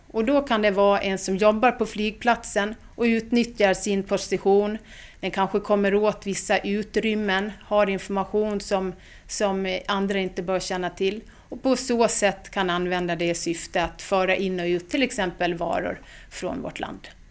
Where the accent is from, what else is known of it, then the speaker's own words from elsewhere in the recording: Gotland, Sweden; accent: Gotland dialect; now in Stockholm, Sweden; Jag är från Gotland och eh, är uppväxt där men flyttade ganska tidigt till Stockholm. Men som du hör, dialekten finns alltid med.